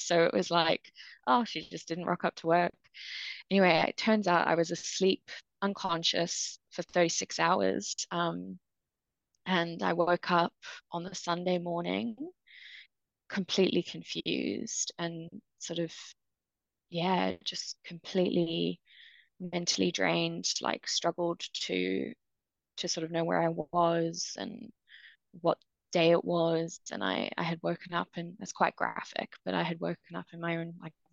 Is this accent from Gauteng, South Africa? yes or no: no; Cape Town, Western Cape, South Africa; moved away as an adult; also born or lived in United Kingdom; So I'm originally from South Africa, and lived and grew up in Cape Town until I was 18.